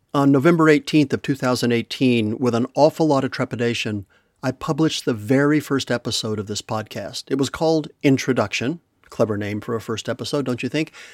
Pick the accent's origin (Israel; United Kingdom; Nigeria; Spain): Spain; Madrid, Community of Madrid; moved away; When I was a kid growing up in Madrid